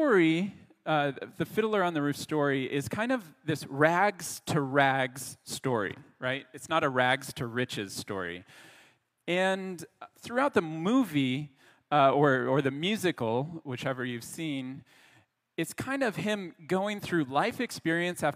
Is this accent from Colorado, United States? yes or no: yes; Colorado, United States; now in Montreal, Canada; I'm from Colorado